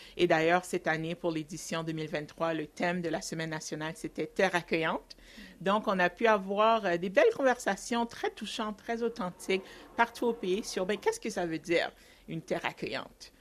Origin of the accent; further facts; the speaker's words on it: Ontario, Canada; je suis une franco-ontarienne d'origine haïtienne.